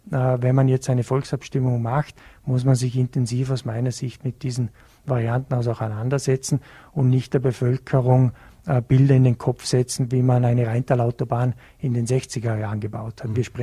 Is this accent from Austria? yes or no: yes; Bregenz, Vorarlberg, Austria; Ich bin ja in, in Bregenz aufgewachsen, habe in Hart auch Sport betrieben